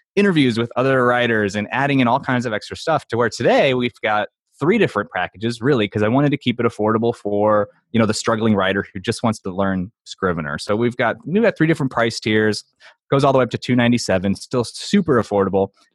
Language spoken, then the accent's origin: English; St. Louis, Missouri, United States; I'm from Saint Louis, so, like, Emo's is a popular pizza chain here.